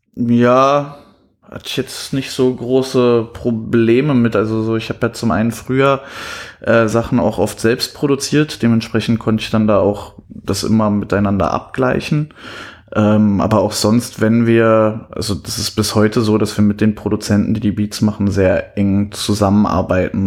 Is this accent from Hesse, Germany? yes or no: no; Cottbus, Brandenburg, Germany; moved away as an adult; also born or lived in Leverkusen; now in Berlin, Germany; ich bin in Leverkusen geboren. Als ich ungefähr 10 war, sind wir nach Cottbus gezogen. Da bin ich auch aufgewachsen